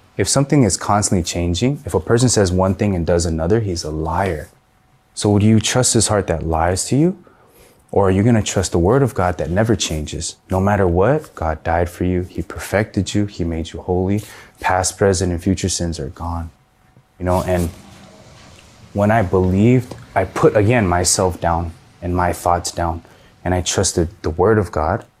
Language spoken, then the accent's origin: English; San Gabriel Valley, California, United States; I'm from the San Gabriel Valley